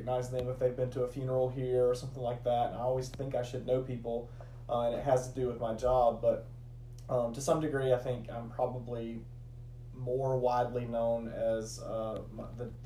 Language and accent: English; Rome, Georgia, United States; moved away as an adult; also born or lived in Great Falls, Virginia; now in LaGrange, United States; I grew up in Rome, Georgia